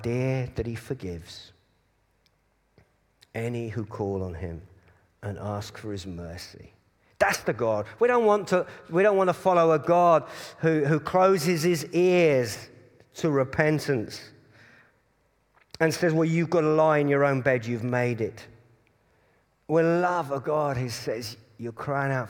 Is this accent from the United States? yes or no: no; Cambridge, East of England, United Kingdom; I was brought up in Cambridge